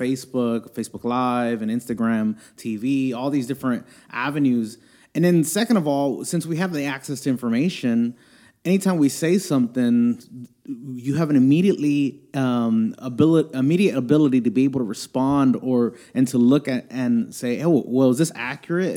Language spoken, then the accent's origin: English; Houston, Texas, United States; I'm born and raised in Houston, uh, here in Houston, Texas.